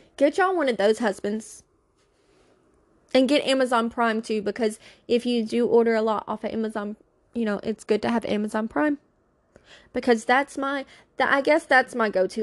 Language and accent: English; Louisiana, United States; now in Pennsylvania, United States; I'm from Louisiana